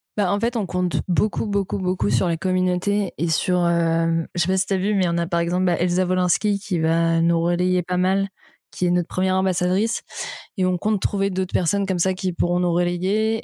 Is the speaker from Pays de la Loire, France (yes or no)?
no; Vannes, Brittany, France; je viens de Vannes en Bretagne